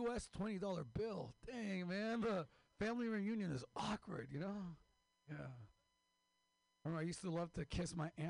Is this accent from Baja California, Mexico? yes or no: yes; Mexicali, Baja California, Mexico; I'm from Mexico, Mexicali, the real California.